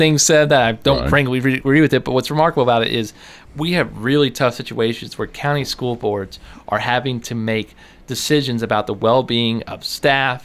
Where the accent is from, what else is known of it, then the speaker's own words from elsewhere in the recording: Murfreesboro, Tennessee, United States; 31, so you can kind of imagine when I kind of grew up in Murfreesboro